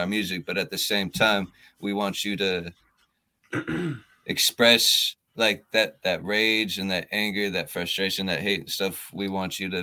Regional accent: Auburn, Tacoma, Seattle area, Washington, United States; We're from the Auburn, Tacoma, Seattle area out here in Washington State

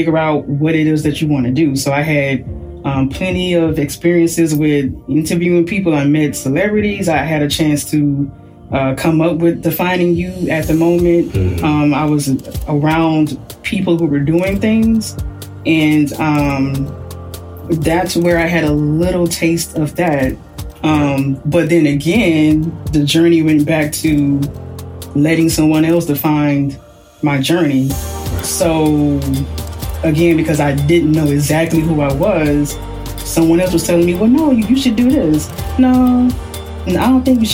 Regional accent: Houston, Texas, United States; moved away as an adult; now in New Jersey, United States; I'm from Texas, like, we don't have snow

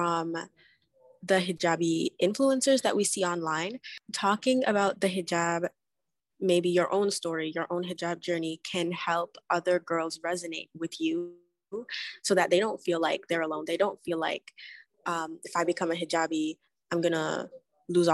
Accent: Canada; growing up in Canada, or at least like where I'm from

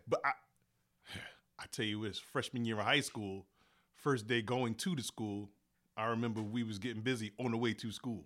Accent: United States; I'm from East Henry, like, East Henry and Chandler, that's pretty much where I grew up

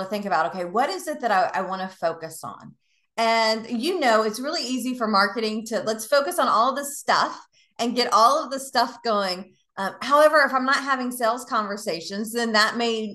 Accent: the South, United States; now in Tampa, United States; I'm from the South

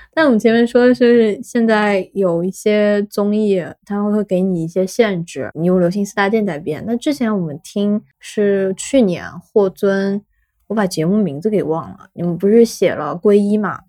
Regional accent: Shanghai, China; 我本身是上海人

